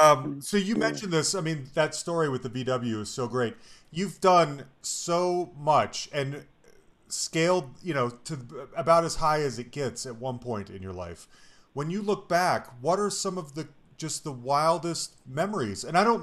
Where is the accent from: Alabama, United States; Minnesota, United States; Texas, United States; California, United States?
California, United States; Concord; I grew up in the Bay Area.